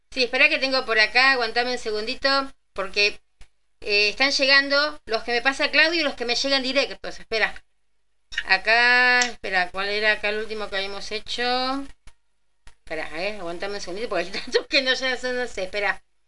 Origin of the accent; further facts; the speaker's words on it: Villa Ballester, Buenos Aires Province, Argentina; ahí nací yo, en Ballester